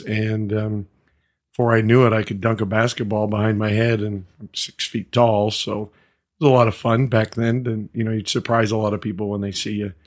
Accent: Montana, United States; moved away; I grew up in Montana. I grew up on a, in a small community, seventy-five hundred, uh, folks.

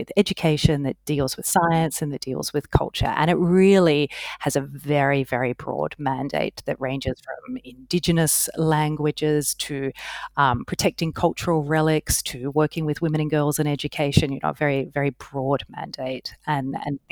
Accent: Australia; moved away as an adult; also born or lived in Hanoi, Vietnam / Madagascar; I'm actually Australian, so lived and worked in Australia for quite some time

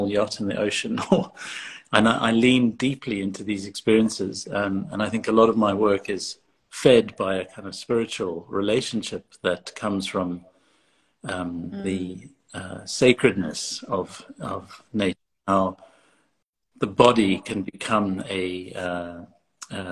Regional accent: Cape Town, Western Cape, South Africa; moved away as an adult; also born or lived in London / Johannesburg; now in United Kingdom; I grew up in Cape Town, and I left to study in London in 1996. And I've been more or less based in the UK since then

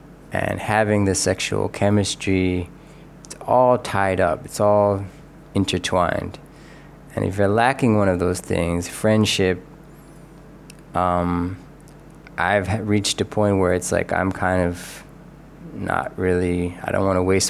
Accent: Philadelphia, Pennsylvania, United States; I grew up in Philly, which is a working class town.

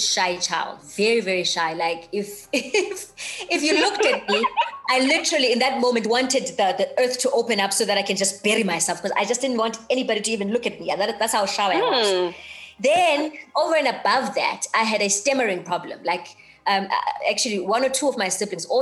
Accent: East London, Eastern Cape, South Africa; originally born and bred in the Eastern Cape, East London, in a township called Mdanzane

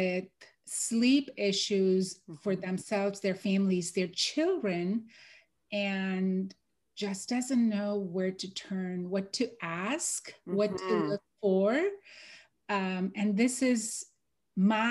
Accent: Mumbai, Maharashtra, India; moved away as an adult; now in Houston, United States; I am born and raised in Mumbai, India

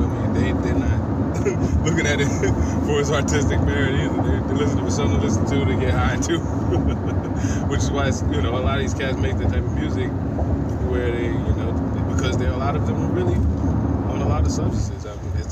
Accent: the South, United States; I'm from the South

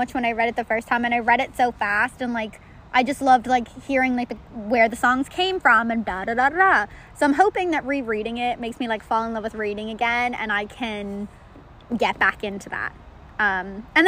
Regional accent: Ireland; moved away; I'm from Ireland

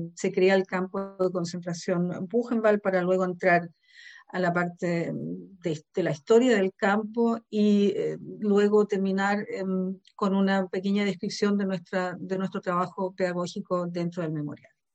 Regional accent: Santiago, Santiago Metropolitan Region, Chile; now in Germany; soy nacida en Santiago de Chile, en Sudamérica, pero vivo en Alemania desde hace aproximadamente 35 años

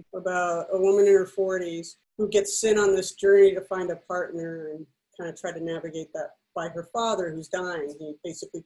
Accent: Mexico City, Mexico; moved away as an adult; I grew up in Mexico City, which is a little different. So I lived there from 1 to 19

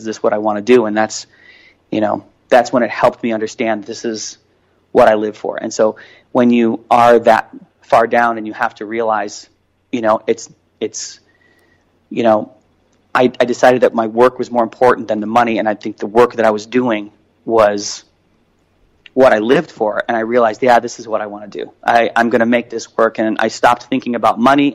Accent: Chicago, Illinois, United States; I grew up in Chicago

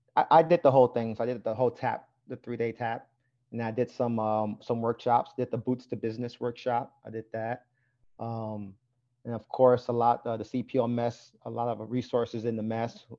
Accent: New York City, New York, United States; growing up in Brooklyn, New York, I was a seven-year-old boy

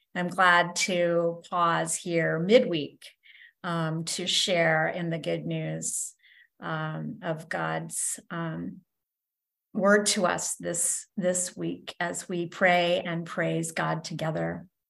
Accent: Kansas, United States; moved away; When I was growing up in Kansas

